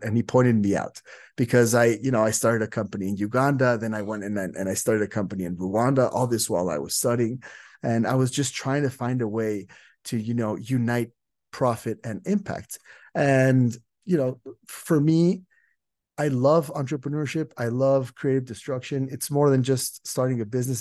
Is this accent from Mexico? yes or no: yes; Mexico; I'm from Mexico